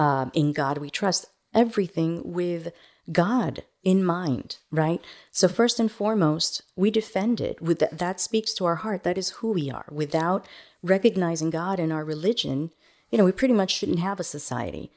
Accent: Miami, Florida, United States; also born or lived in Managua, Nicaragua / New York City; now in Montgomery County, Texas, United States; I grew up in Miami

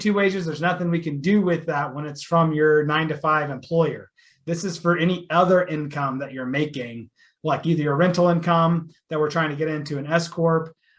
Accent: Texas, United States; I'm from Texas

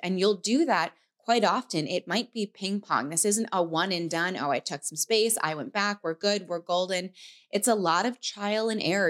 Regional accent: New York, United States; moved away; we were in New York in my hometown

